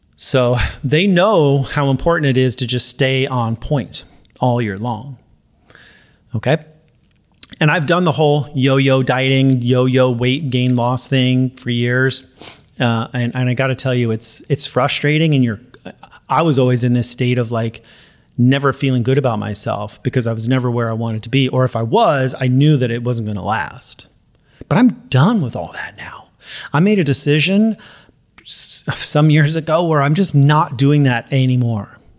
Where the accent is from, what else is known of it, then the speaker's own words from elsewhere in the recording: Los Angeles, California, United States; I'm from, you know, L A, Southern California